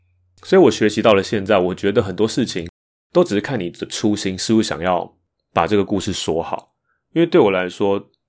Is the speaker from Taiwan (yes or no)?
yes; Taipei, Taiwan; first language Mandarin; 我自己是客家人，可是我的客家话其实是长大才开始学的。即使我父母都是纯种客家人，但我们其实，在台北并没有那个环境去讲这些话。我可能听得懂，但不会有机会用到